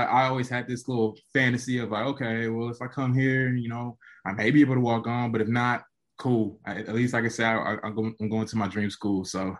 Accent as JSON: {"language": "English", "town": "Charlotte", "region": "North Carolina", "country": "United States", "tie": "born or raised there", "also_born_or_lived": "Raleigh, North Carolina / Orlando, Florida", "moved": "yes", "said": "everybody and their mom knows that I'm from Charlotte."}